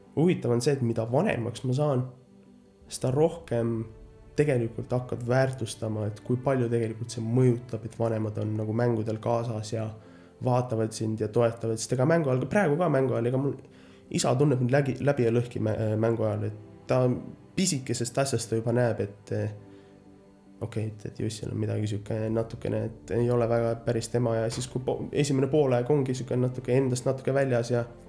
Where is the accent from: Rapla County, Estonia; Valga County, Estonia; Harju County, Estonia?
Rapla County, Estonia; Märjamaa; now in United States; sündisin Raplas, aga no kasvanud olen ikkagist Märjamaal